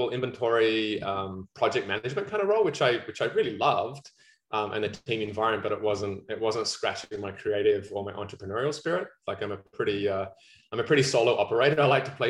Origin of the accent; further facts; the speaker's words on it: Australia; accent: Aussie; also born or lived in New Zealand; now in Vancouver, Canada; I'm very south of the border from Australia, and I've been in Vancouver for, this will be coming out my 10th year in November